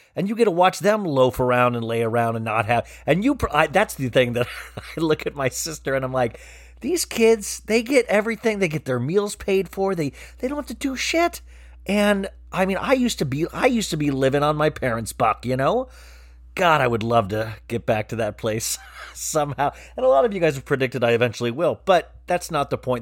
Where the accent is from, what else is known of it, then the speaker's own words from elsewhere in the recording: Kansas, United States; now in Los Angeles, United States; I was a kid growing up in Kansas